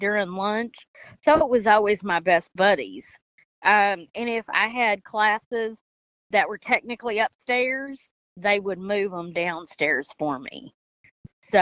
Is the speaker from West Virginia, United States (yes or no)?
no; Henderson, Kentucky, United States; I'm from Henderson, Kentucky